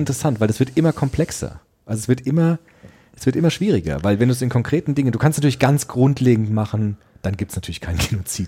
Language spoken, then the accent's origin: German; Frankfurt, Germany; in Frankfurt, meinem Heimatdorf